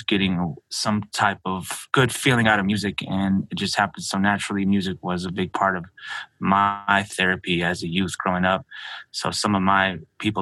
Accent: Albuquerque, New Mexico, United States; also born or lived in Navajo Nation reservation, New Mexico; I was born and raised in Albuquerque, New Mexico. Then I moved to the reservation at a young age

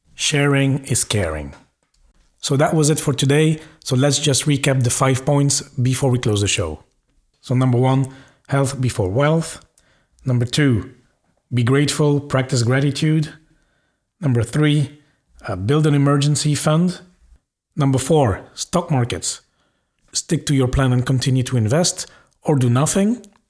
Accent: Belgium; now in Luxembourg; I'm from Belgium, I currently live in Luxembourg

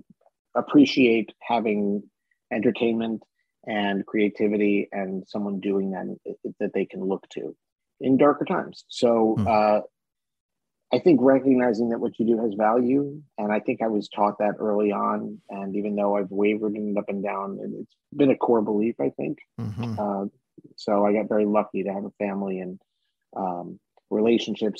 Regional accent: Washington, District of Columbia, United States; moved away as an adult; also born or lived in New York; I grew up in the Washington, D.C. area

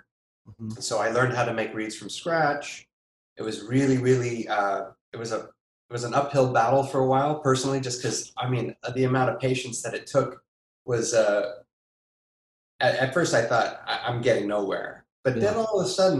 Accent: Austin, Texas, United States; also born or lived in Wyoming / Berlin, Germany; junior high and high school were in Austin, Texas

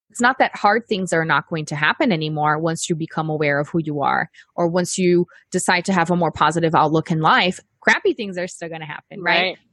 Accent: Brazil; moved away as an adult; now in United States; I'm from Brazil and we were living there at the time

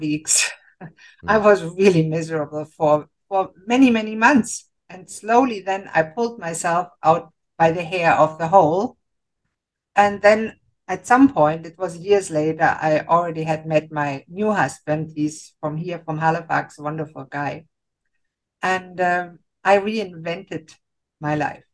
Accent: Germany; moved away as an adult; now in Canada; I grew up in Germany and I became a physician

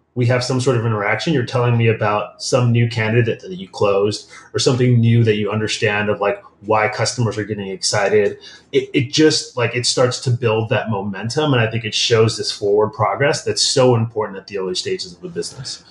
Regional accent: Midwest, United States; moved away; I grew up in the Midwest, um, child of Nigerian immigrants

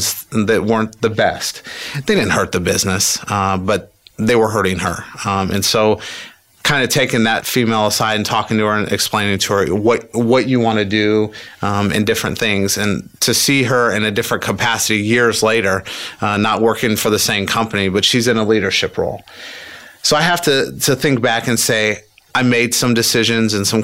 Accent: Indianapolis, Indiana, United States; I grew up in Indianapolis, okay. Just on the north side

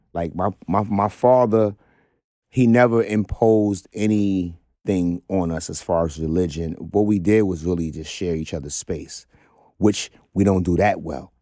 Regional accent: New York City, New York, United States; I grew up in Brownsville

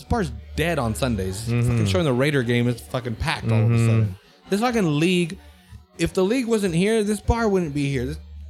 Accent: United States; I'm an American, you know, 100%. This is my country.

